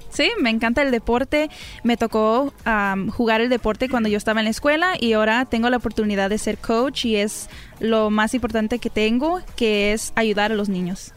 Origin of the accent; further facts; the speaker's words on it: Glendora, California, United States; also born or lived in Sonora (parents); now in Fontana, United States; soy nacida en Glendora, California